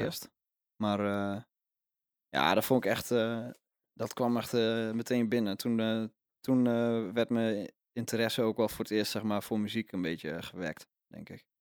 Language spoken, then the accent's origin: Dutch; Overijssel, Netherlands; ik ben zelf geboren in Overijssel